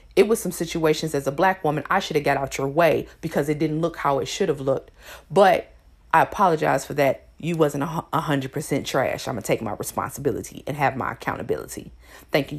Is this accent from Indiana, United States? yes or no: yes; Elkhart, Indiana, United States; moved away; I'm from Elkhart, Indiana.